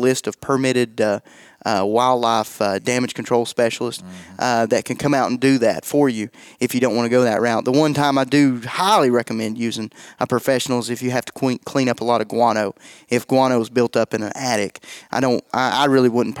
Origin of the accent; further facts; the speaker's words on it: East Tennessee, United States; I'm from East Tennessee, so I mispronounce things